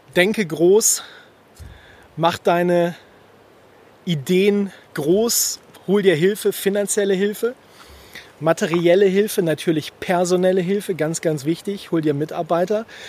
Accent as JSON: {"language": "German", "country": "Germany", "said": "bei uns in Deutschland in den Alpen"}